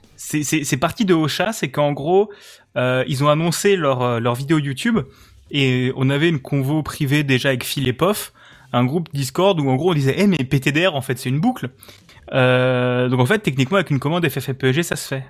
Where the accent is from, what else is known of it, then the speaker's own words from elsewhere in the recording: Alsace, Grand Est, France; je suis euh, euh, alsacien.